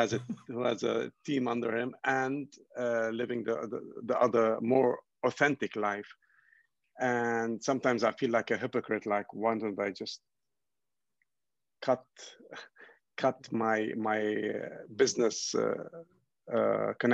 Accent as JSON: {"language": "English", "country": "Ghana", "tie": "born or raised there", "also_born_or_lived": "Lebanon / United Kingdom", "said": "I'm originally from Lebanon in the Middle East. And my parents immigrated to Ghana, West Africa, and I was born here in Ghana."}